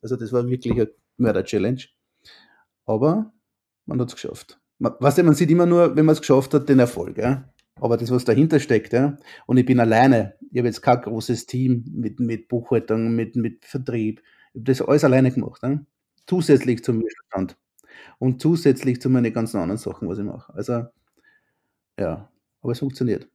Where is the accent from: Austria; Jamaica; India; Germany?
Austria; Gänserndorf, Lower Austria; also born or lived in Vienna / Bristol; ich bin aus Gensendorf